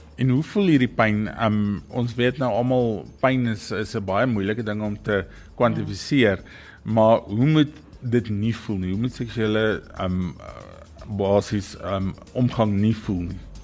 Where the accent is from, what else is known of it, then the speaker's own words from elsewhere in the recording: South Africa; ons as Suid-Afrikaners